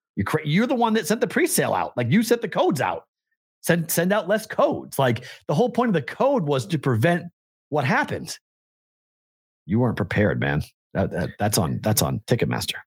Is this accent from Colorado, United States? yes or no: no; Andover, Massachusetts, United States; moved away as an adult; also born or lived in Des Moines; my hometown of Andover, Mass